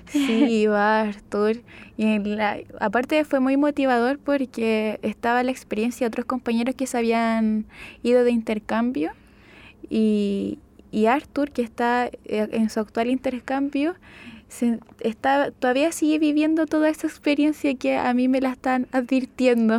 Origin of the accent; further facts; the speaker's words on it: Chillán, Ñuble, Chile; moved away; Yo soy de Chillán y mi familia estaba en Chillán